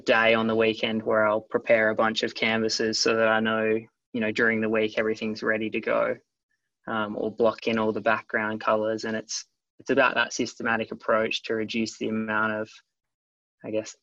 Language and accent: English; Yallingup, Western Australia, Australia; I grew up in Yarling up in the Southwest Australia.